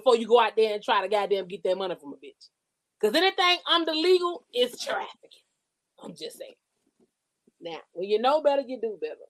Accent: Georgia, United States; I'm like, I'm from Georgia. We used to choose the niggas.

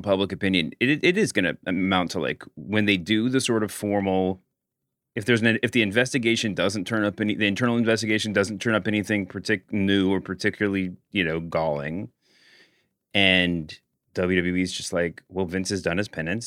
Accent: Louisville, Kentucky, United States; I'm also from Louisville, Kentucky

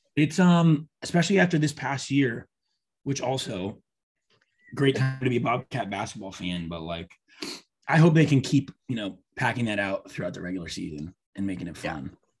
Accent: Columbia, Missouri, United States; I'm from Missouri, Columbia, Missouri

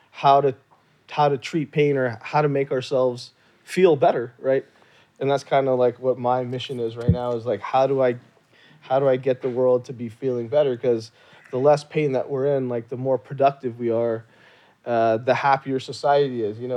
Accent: Jammu and Kashmir, India; Like I'm from from Kashmir, North India, you know, and yoga was was was created in India.

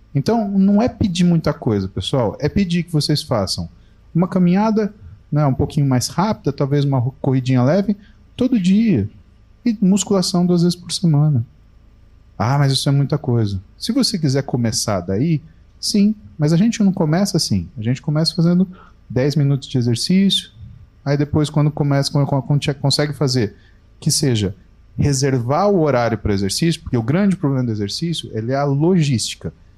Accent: Brazil

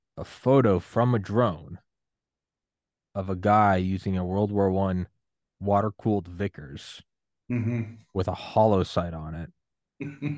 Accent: United States; I'm American

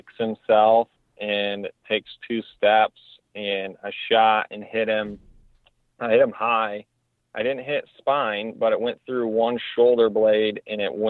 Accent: Michigan, United States; my home state.

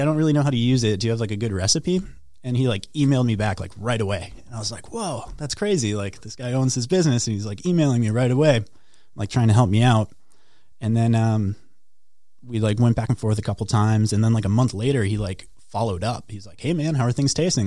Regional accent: Duluth, Minnesota, United States; I grew up north in Duluth

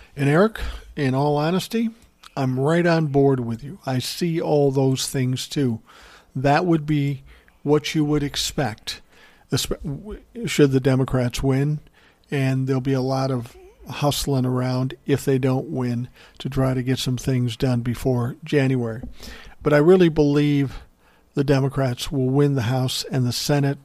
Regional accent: Minnesota, United States; my home state of Minnesota

